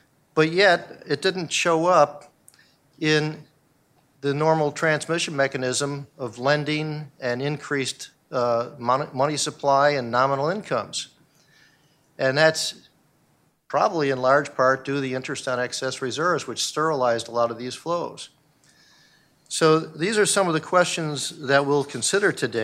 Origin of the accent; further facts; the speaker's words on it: Buffalo, New York, United States; moved away; I'm from Buffalo, New York